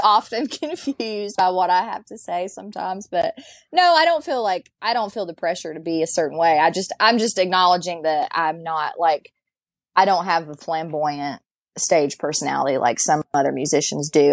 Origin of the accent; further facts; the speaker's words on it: Galax, Virginia, United States; I'm from Galax.